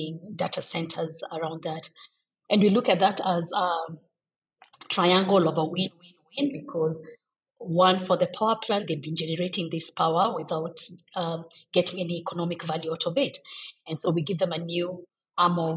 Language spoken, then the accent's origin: English; Kenya; being Kenyan